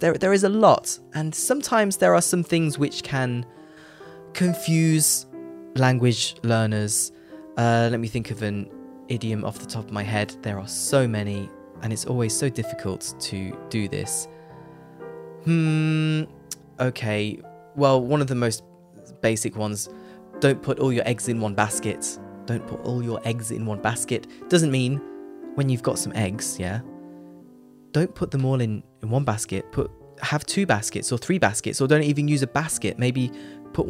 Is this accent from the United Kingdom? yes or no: yes; United Kingdom; I'm a British English teacher